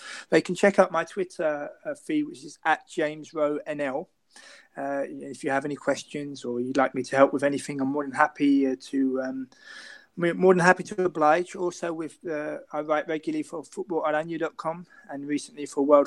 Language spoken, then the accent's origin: English; United Kingdom; now in Amsterdam, Netherlands; being British and being an Arsenal supporter based here in Amsterdam